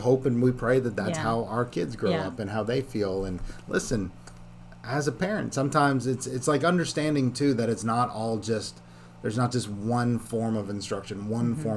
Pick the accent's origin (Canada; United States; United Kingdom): Canada; I grew up in Canada.